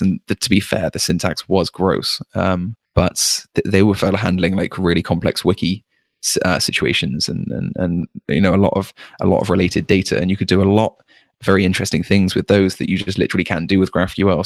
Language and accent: English; United Kingdom; as a Brit